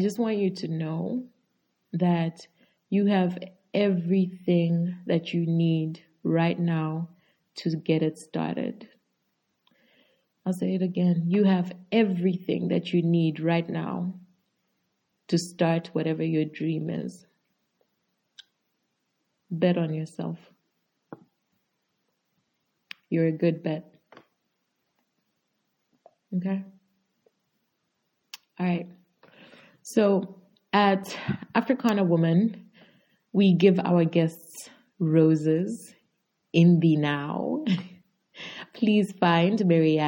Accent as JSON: {"language": "English", "country": "Zambia", "said": "I'm from Zambia and obviously a Zambian podcaster."}